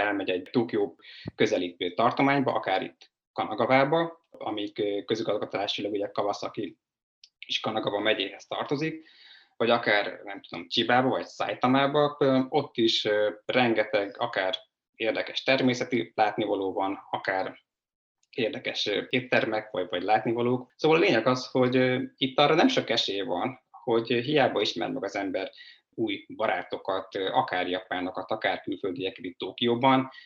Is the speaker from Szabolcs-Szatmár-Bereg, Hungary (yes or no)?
no; a village in Pest County, Hungary; moved away as an adult; also born or lived in China / Budapest; én egy Pest megyei faluból származom